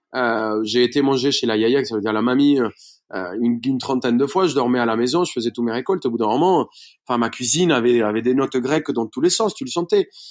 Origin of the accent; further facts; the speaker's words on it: Bogotá, Colombia; French is a second language; moved away as an adult; now in France; je suis, colombien. Je suis né à Bogota